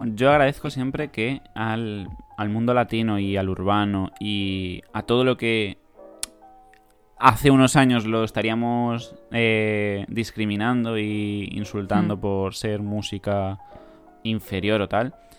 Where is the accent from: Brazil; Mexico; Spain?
Spain; siendo español